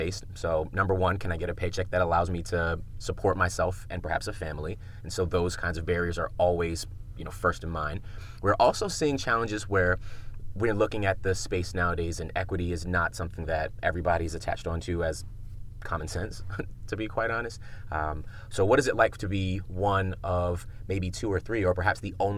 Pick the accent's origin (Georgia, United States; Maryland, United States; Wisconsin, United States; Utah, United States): Maryland, United States; Prince George's County; I grew up in Prince George's County, right outside of DC.